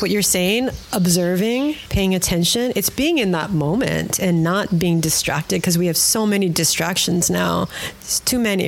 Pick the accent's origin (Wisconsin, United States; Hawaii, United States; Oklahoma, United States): Hawaii, United States; Honolulu; moved away as an adult; also born or lived in Maui; now in Honoka'a, United States; I'm not from Honoka'a. I'm born and raised in Honolulu, lived on Maui, moved here 5 years ago